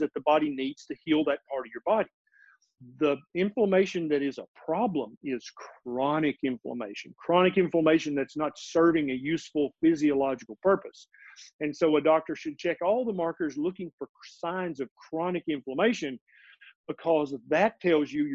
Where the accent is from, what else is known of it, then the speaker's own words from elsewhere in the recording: Middle Tennessee, United States; also born or lived in Memphis, Tennessee; I was born and raised in Middle Tennessee.